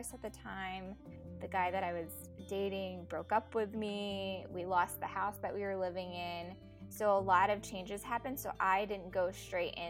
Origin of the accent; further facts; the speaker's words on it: Dallas, Texas, United States; also born or lived in Philippines; I pretty much grew up in Dallas since I was 5. So I'm from Dallas, Texas